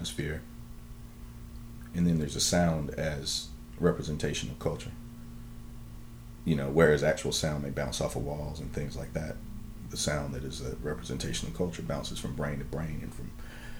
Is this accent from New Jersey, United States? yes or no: no; Kinston, North Carolina, United States; I'm from Kinston, North Carolina